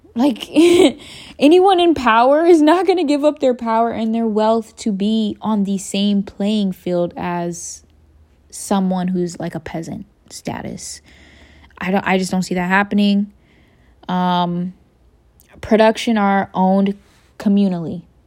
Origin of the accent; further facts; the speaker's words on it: United States; I am from the United States of America